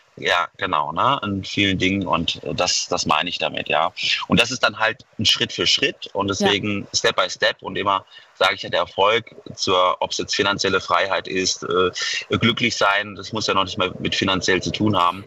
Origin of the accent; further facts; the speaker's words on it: Mainz, Rhineland-Palatinate, Germany; Ich komme aus Mainz